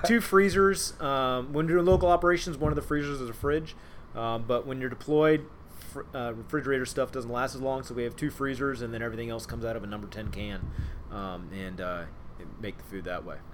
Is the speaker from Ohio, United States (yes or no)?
yes; Cincinnati, Ohio, United States; moved away as an adult; also born or lived in Pearl Harbor, Hawaii / Millington, Tennessee; now in Groton, United States; I'm from Cincinnati